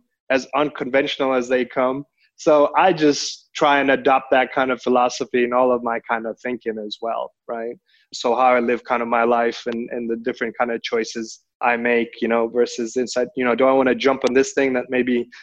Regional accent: Kenya; moved away as an adult; also born or lived in Denmark / Netherlands / London / Hong Kong; now in Singapore; I am very much an emerging market child, born and raised in Kenya, did all my higher education in Europe.

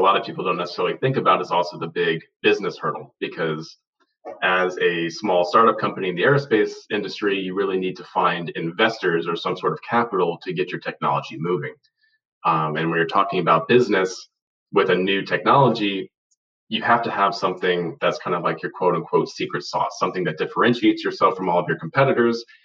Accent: Charleston, South Carolina, United States; moved away; I'm originally from South Carolina, from Charleston, South Carolina

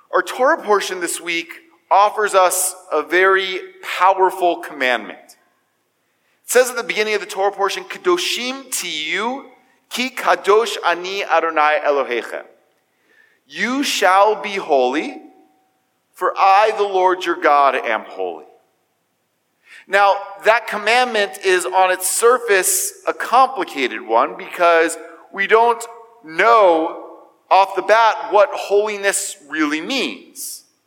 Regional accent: United States; As American Jews

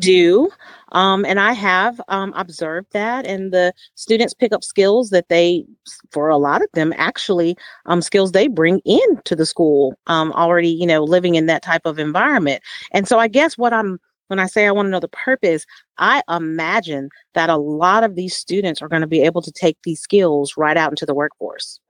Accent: San Diego, California, United States; I'm from California, but I'm from San Diego

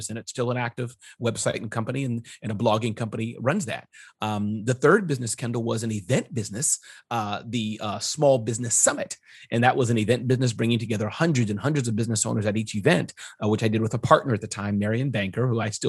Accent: China; born there; I was born in China and I speak fluent Mandarin.

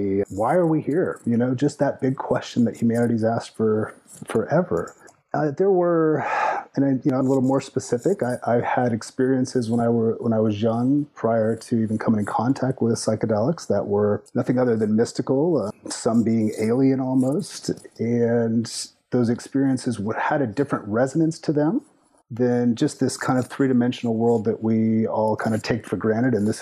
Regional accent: between San Antonio and Austin, Texas, United States; moved away; also born or lived in Memphis, Tennessee / Colorado / Minnesota / New York; I grew up more or less in Texas in between San Antonio and Austin

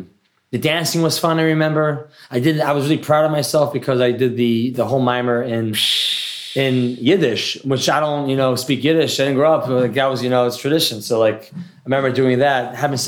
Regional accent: New Haven, Connecticut, United States; I grew up in New Haven, Connecticut.

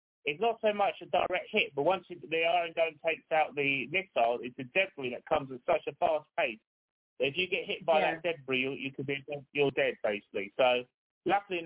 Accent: London, United Kingdom; moved away as an adult; also born or lived in Israel; now in High Wycombe, United Kingdom; I'm from London, but I'm living in Wycombe at the moment. But, yes, I lived a lot of my life in London

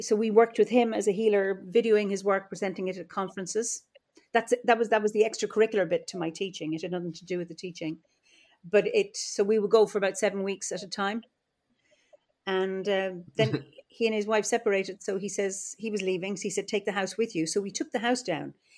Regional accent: Offaly, Leinster, Ireland; also born or lived in Dublin; now in Kilkenny, Ireland; I'm Irish and uh, I live in Ireland, and uh, I don't live in the land of my birth. I was born in the Midlands in Offaly

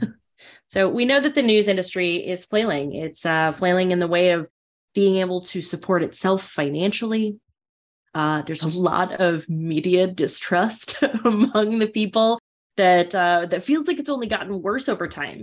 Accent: North Dakota, United States; growing up in North Dakota

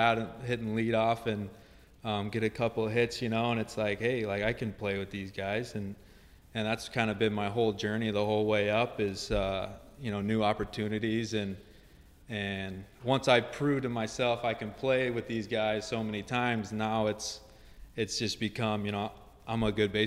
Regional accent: New Melle, Missouri, United States; I grew up actually in New Melle, Missouri

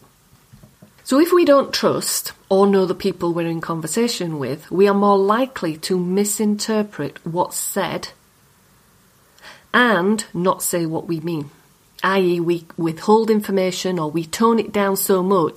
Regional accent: Yorkshire and the Humber, United Kingdom; accent: Yorkshire; My accent. It's a Yorkshire accent.

